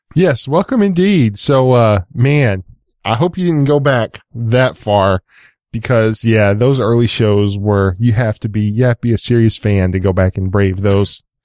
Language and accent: English; East Texas, United States; I'm from East Texas